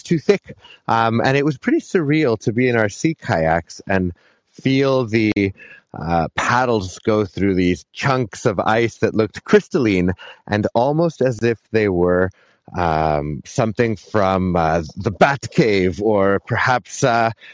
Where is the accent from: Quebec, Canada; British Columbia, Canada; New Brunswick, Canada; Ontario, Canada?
Quebec, Canada; Montreal; moved away as an adult; now in Whistler, Canada; I'm born and raised in Montreal